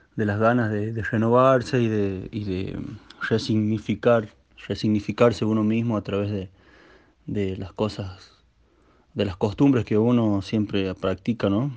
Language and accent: Spanish; La Rioja, Argentina; el lugar de donde yo vengo